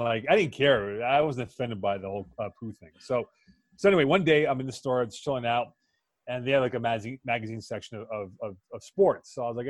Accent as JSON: {"language": "English", "town": "Montreal", "region": "Quebec", "country": "Canada", "tie": "born or raised there", "said": "my dad, when he came here from India, like he was a cricket guy, right?"}